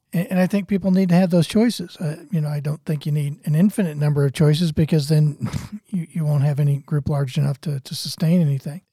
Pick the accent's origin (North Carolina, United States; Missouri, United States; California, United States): Missouri, United States; St. Louis; I grew up in Saint Louis where it's hard to throw a rock without hitting a Catholic.